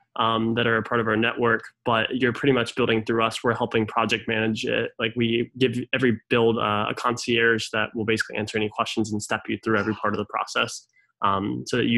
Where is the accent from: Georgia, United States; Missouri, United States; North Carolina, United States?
North Carolina, United States; Raleigh; I'm originally from Raleigh, Durham